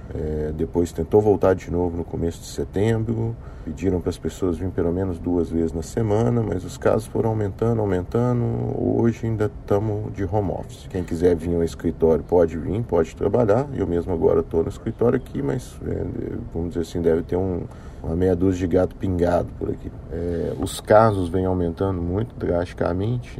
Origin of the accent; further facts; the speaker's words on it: Brazil; moved away as an adult; also born or lived in Rio de Janeiro, Brazil; now in Houston, United States; sou brasileiro que trabalhava no Rio, no setor de petróleo e gás, e fui expatriado aqui para Houston